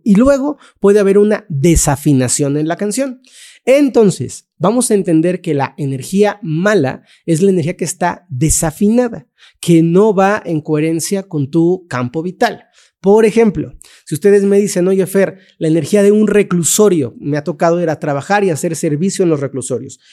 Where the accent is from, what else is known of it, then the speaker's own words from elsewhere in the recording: Mexico; vivo en México, me crié en México